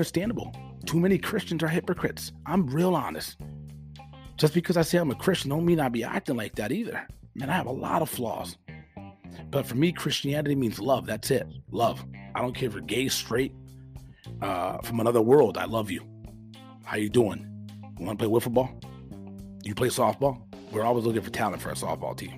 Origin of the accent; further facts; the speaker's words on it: United States; I'm an American with conservative, you know, values